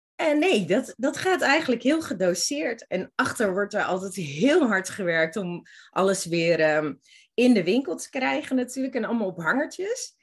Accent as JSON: {"language": "Dutch", "town": "Zwolle", "region": "Overijssel", "country": "Netherlands", "moved": "as an adult", "lives_now": "Amsterdam, Netherlands", "said": "ik kom oorspronkelijk uit Zwolle en heb daar toen alles achtergelaten"}